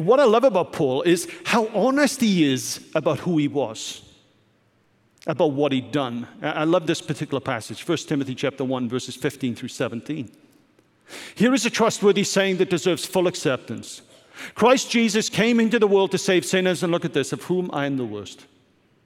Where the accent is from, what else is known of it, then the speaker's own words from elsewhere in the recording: Wales, United Kingdom; Growing up in Wales, as I did as a teen